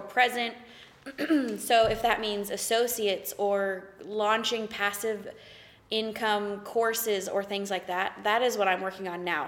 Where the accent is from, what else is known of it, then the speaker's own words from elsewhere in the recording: the South, United States; I'm from the South.